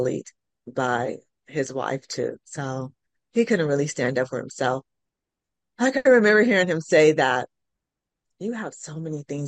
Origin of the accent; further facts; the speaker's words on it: California, United States; moved away as an adult; now in Tulsa, United States; I'm from California. I'm a city girl